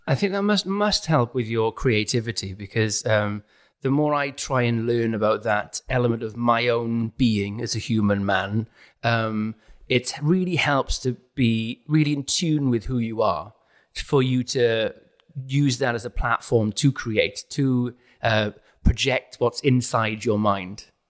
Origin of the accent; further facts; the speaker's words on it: South Wales, United Kingdom; moved away as an adult; now in London, United Kingdom; I'm from South Wales, a working class area, and now I'm in London.